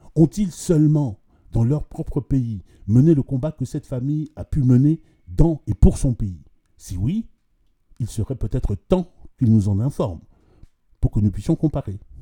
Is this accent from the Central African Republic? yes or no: yes; Central African Republic; Je suis centrafricain